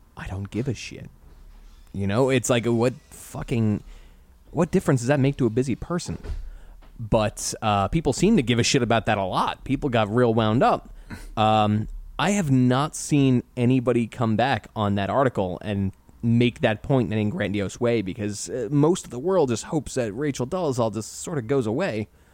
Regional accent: United States; growing up in America as a white male

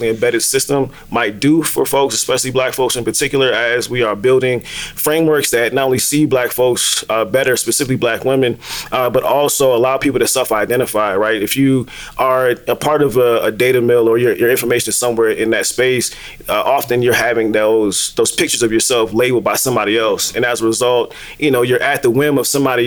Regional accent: DC area, Maryland, United States; I'm originally from the DMV. For those who don't know, grew up around DC. So when you say Maryland, they normally say Baltimore, and that's not where I'm from.

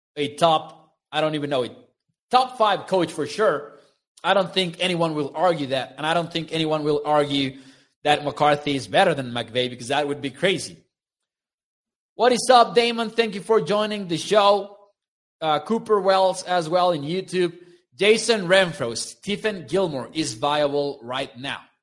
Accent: Mexico; They came to my hometown, the, the Mexico series

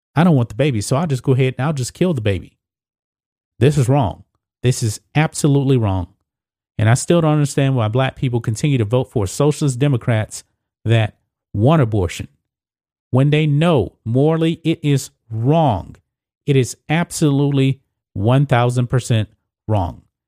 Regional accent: Texas, United States; my home state of Texas

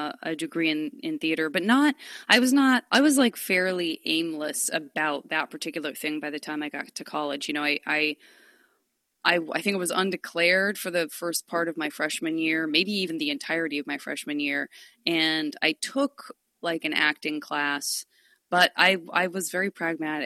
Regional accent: Tucson, Arizona, United States; I am from Tucson, Arizona. I was born and raised by two parents

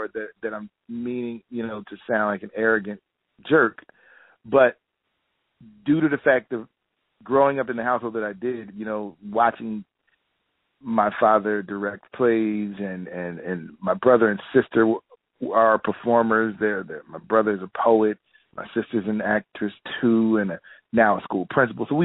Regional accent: Philadelphia, Pennsylvania, United States; also born or lived in New York; a city that I'm born and raised in Philadelphia

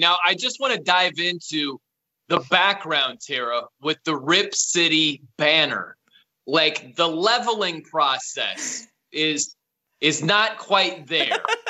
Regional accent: South Bend, Indiana, United States; moved away as an adult; also born or lived in Fresno / Nashville / Albany, New York / Los Angeles; I'm from South Bend, Indiana. That's where I grew up.

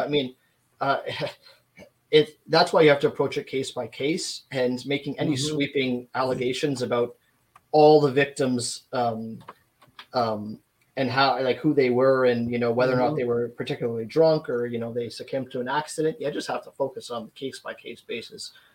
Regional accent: Canada; I'm from Canada

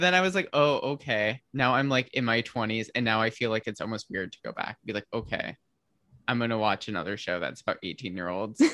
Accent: Midwest, United States; I'm from the Midwest of the s-, States

